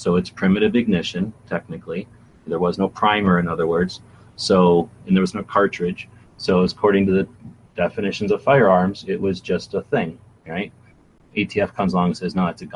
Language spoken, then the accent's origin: English; United States; I'm American